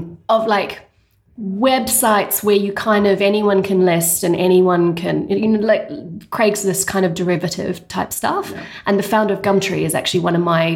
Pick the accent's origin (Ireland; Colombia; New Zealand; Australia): New Zealand; moved away as an adult; also born or lived in England; now in London, United Kingdom; I'm originally from New Zealand. I did my undergrad there, but I did my postgrad over here in England.